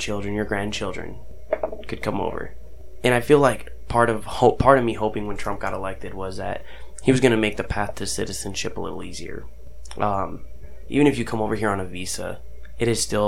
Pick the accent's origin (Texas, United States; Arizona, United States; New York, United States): Arizona, United States; I grew up in Arizona